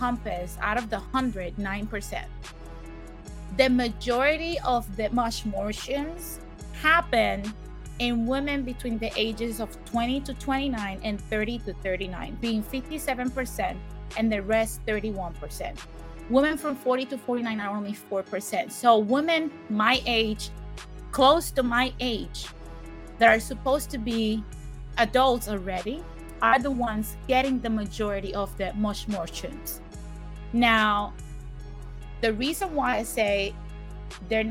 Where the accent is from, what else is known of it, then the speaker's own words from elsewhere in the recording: Puerto Rico; I'm from Puerto Rico